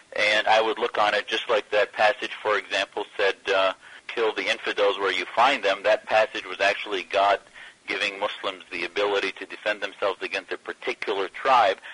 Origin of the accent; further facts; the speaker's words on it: United States; as an American born in, in the U.S.